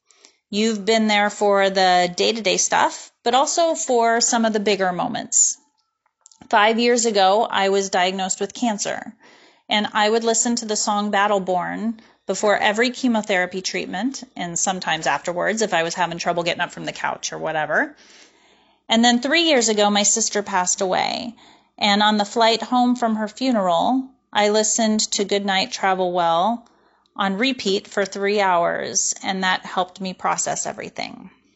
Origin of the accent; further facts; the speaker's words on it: Los Angeles, California, United States; I'm from Los Angeles, California.